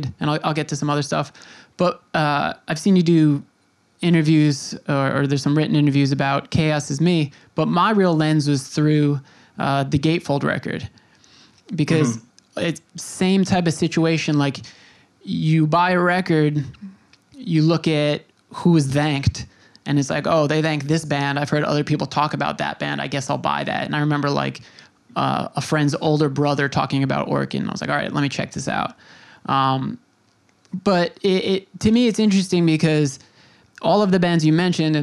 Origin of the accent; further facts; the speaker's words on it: Long Island, New York, United States; I grew up on Long Island, and there's a town called Center Reach